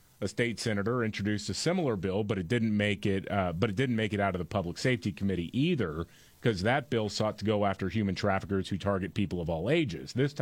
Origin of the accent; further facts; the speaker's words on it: Houston, Texas, United States; I grew up in Houston